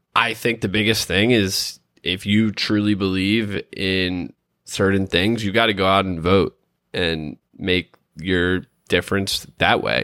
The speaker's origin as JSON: {"language": "English", "country": "United States", "said": "as an American"}